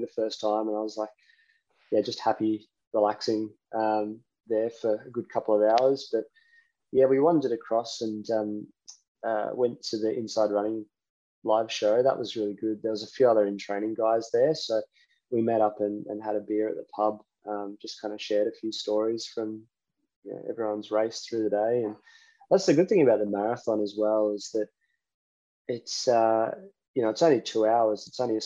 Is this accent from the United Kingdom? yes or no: no; Queensland, Australia